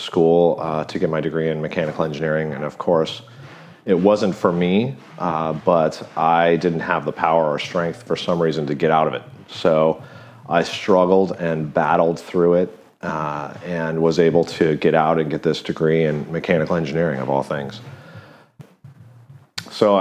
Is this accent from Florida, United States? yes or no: no; Big Bear, California, United States; I grew up in Southern California in Big Bear.